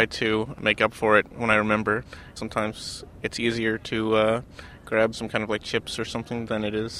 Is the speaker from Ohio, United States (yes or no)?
no; Long Island, New York, United States; I'm from Long Island, New York.